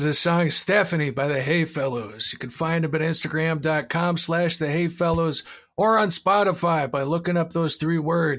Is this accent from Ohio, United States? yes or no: yes; Ohio, United States; now in Chicago, United States; We're both from Ohio, though.